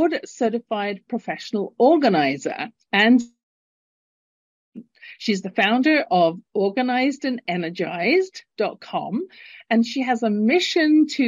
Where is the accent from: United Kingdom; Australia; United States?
United Kingdom; London; now in Calgary, Canada; Originally born in London, England, and living in Calgary, Canada, at the base of the Rocky Mountains